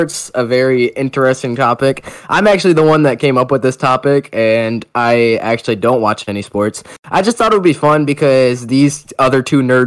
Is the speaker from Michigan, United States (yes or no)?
yes; Michigan, United States; I'm from Michigan